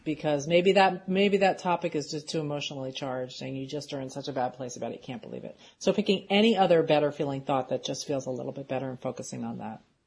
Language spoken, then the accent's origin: English; Philadelphia, Pennsylvania, United States; moved away; we're from Philadelphia originally